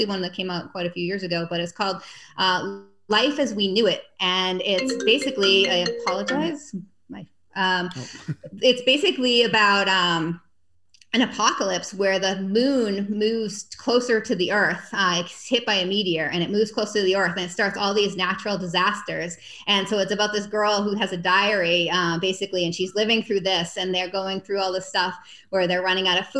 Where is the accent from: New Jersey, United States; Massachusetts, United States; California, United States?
Massachusetts, United States; now in Texas, United States; I'm from Massachusetts.